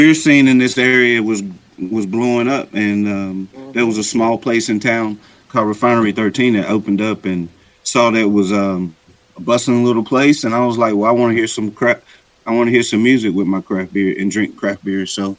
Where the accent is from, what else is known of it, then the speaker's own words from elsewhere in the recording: Marion, North Carolina, United States; moved away as an adult; also born or lived in Charlotte / Pittsburgh / Virginia Beach / West Virginia; Yeah, I graduated in 91 from McDowell High from Marion. I grew up, born and raised here, and went off to school in Charlotte, UNC Charlotte.